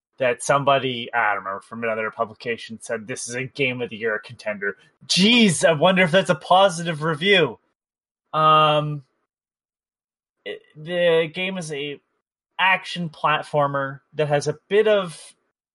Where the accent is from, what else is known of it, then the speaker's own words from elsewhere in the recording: Canada; I'm Canadian